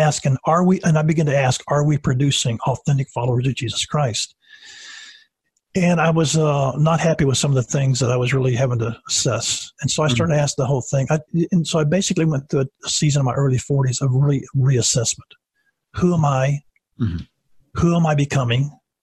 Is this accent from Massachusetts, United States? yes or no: no; Savannah, Tennessee, United States; also born or lived in Niles, Michigan; when I was at the age of six, my dad was already 30 years of age and had six kids, made a decision to start pastoring in a full-time way. We moved from Michigan, Niles, Michigan, all the way to Savannah, Tennessee, 600 miles down